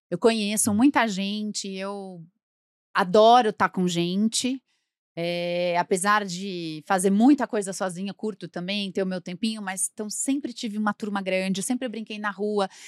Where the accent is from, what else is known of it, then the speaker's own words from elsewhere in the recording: São Paulo, Brazil; Nasci em Moema e passei a minha vida.